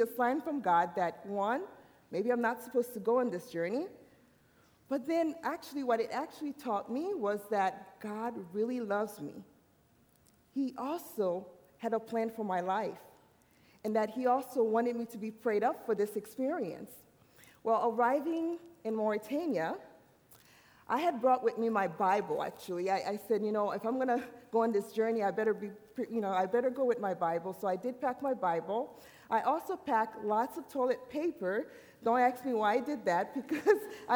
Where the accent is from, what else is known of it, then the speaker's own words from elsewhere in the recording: Haiti; moved away; I'm an island girl. I'm from the island. I was born in Haiti.